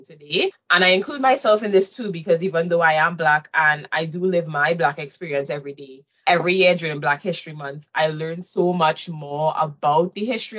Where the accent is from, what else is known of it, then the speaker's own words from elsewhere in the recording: Trinidad & Tobago; moved away as an adult; also born or lived in Waterloo, Canada; now in Canada; I moved from Trinidad to Canada to attend U Waterloo